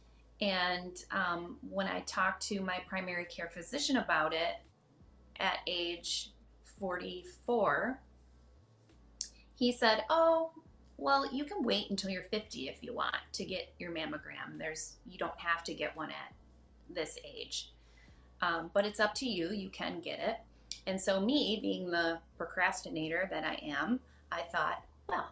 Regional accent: Grand Rapids, Michigan, United States; I was born in Grand Rapids. My parents were born in Grand Rapids. My grandparents are from Grand Rapids.

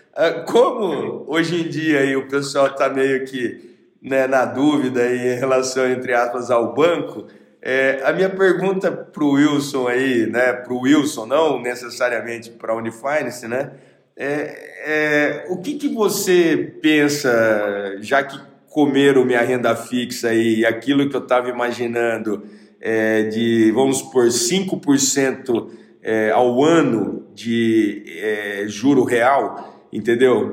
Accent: Bauru, São Paulo, Brazil; eu sou de Bauru

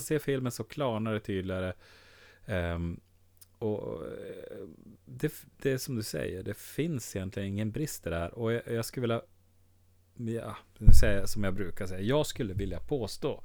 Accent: Skellefteå, Västerbotten County, Sweden; accent: Skelleftemål; Vi pratar väl då det som är Skelleftemål

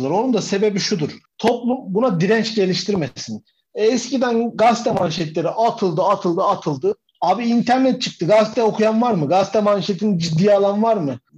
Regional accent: Turkey; biz Türkler olarak ana ata sevgisinden yoksun insanlarız demek ki

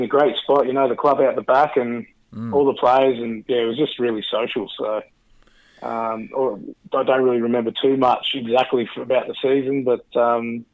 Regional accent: Rockhampton, Queensland, Australia; now in Gold Coast, Australia; I've lived on the Gold Coast since 1981, basically. And I played rugby league up here and down here because I come from Rockhampton.

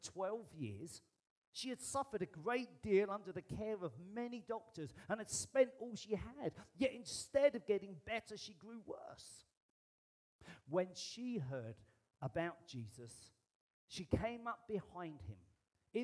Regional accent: United Kingdom; I am British

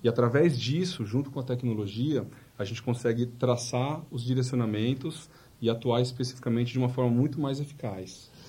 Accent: São Paulo, Brazil; also born or lived in Bragança Paulista; nasci lá, mas já fui pra São Paulo logo recém-nascido.

